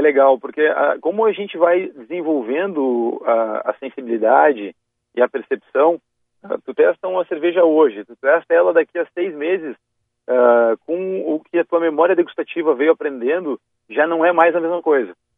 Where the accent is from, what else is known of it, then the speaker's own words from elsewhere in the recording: Vale do Taquari, Rio Grande do Sul, Brazil; lá na minha região, no Vale do Taquari